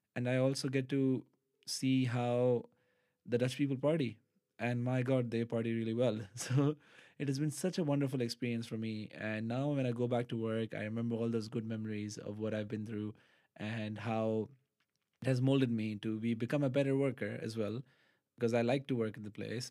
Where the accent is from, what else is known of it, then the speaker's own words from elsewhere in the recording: Pakistan; moved away as an adult; now in Netherlands; I am from Pakistan